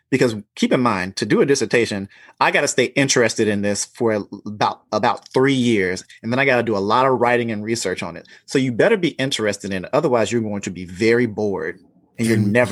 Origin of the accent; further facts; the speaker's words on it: the South, United States; growing up in the South and knowing men who had to or be a certain way.